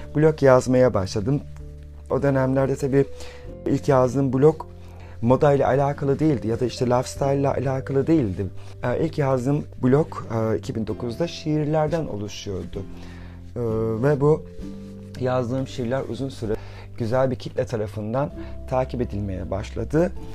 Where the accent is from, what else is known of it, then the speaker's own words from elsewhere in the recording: Rize Province, Turkey; Ben 1978 e, Rize doğumluyum.